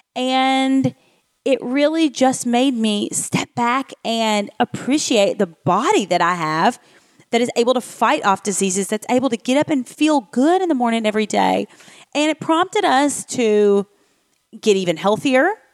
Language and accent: English; Nashville, Tennessee, United States; my hometown of Nashville, Tennessee